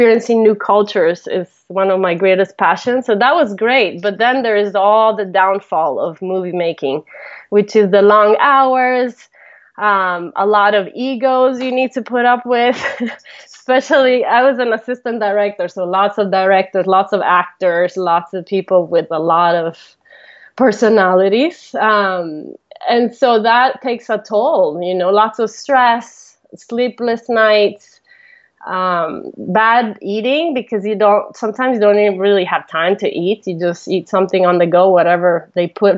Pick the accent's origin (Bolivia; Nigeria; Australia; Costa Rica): Costa Rica; first language Italian; English is a second language; also born or lived in Italy; I was born in Italy, and then my parents moved to Costa Rica when I was 11, and they were just going to move there for a year, and they ended up staying, and they're still there now. And so I was raised there